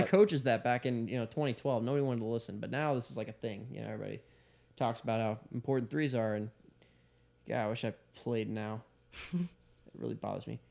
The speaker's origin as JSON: {"language": "English", "region": "Kansas", "country": "United States", "said": "I'm from Kansas"}